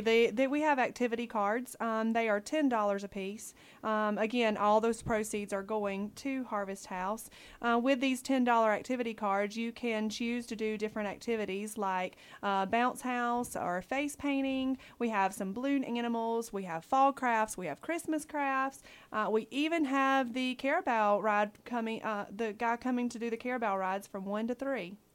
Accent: Dillon, South Carolina, United States; moved away as an adult; now in Guam; I am originally from Dillon, South Carolina

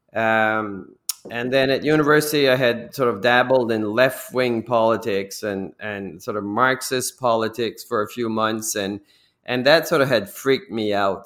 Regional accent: New Brunswick, Canada; moved away as an adult; also born or lived in Toronto

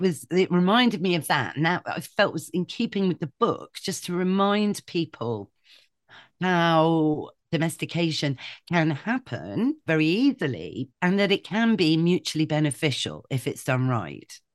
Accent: Shropshire, West Midlands, United Kingdom; moved away; I grew up in Shropshire

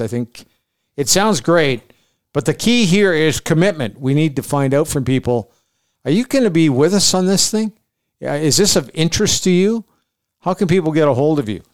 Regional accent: Canada

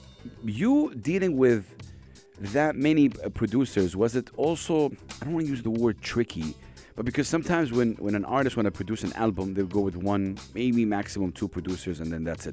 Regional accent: Saudi Arabia; I come from Saudi Arabia

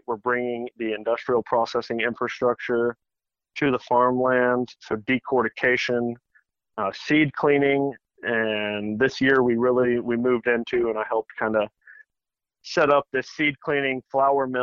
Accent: Hutto, Texas, United States; I grew up in Hutto. We had a 500 acre farm here

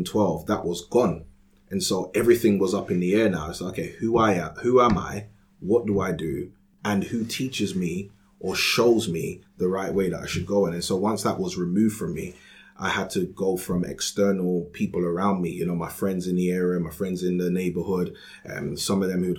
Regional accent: London, United Kingdom; I grew up in Peckham in Southeast London

